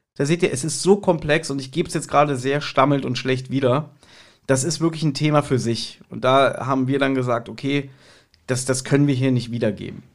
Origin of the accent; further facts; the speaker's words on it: Berlin, Germany; ich als Berliner, der auch hier äh, geboren ist